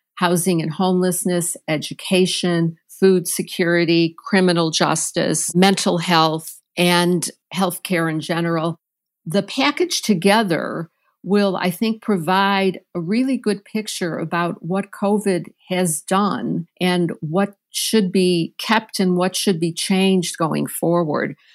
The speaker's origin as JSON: {"language": "English", "town": "Chicago", "region": "Illinois", "country": "United States", "tie": "born or raised there", "said": "I am from Chicago, grew up in Chicago"}